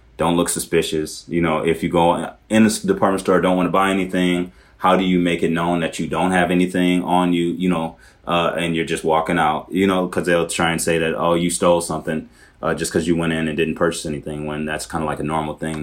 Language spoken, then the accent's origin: English; Milwaukee, Wisconsin, United States; moved away as an adult; also born or lived in Wauwatosa; now in Minneapolis, United States; I grew up in the city of Milwaukee, but I went to high school in the suburbs, uh, in a city called Wauwatosa